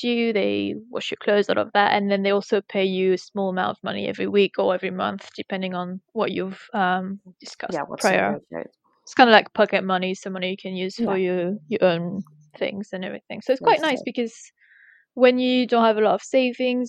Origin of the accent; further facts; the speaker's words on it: France; English is a second language; moved away as an adult; also born or lived in United States; now in England, United Kingdom; I come from a countryside village in France